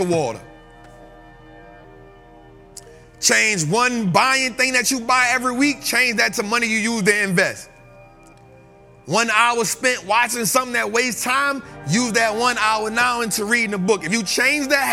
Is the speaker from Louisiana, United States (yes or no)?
yes; New Orleans, Louisiana, United States; moved away; I'm from New Orleans